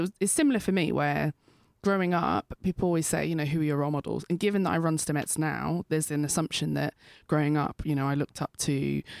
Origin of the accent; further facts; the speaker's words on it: United Kingdom; I'm British Nigerian